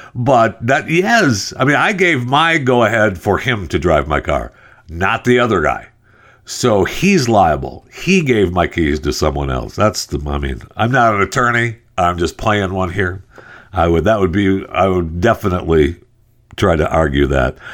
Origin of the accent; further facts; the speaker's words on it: Michigan, United States; I'm from Michigan. I was born and raised in Michigan.